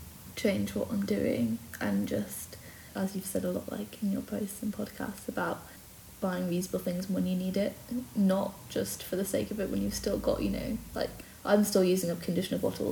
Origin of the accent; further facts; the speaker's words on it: Brecon, Wales, United Kingdom; moved away as an adult; also born or lived in Cardiff; now in Penarth, United Kingdom; I grew up in Brecon with Marla.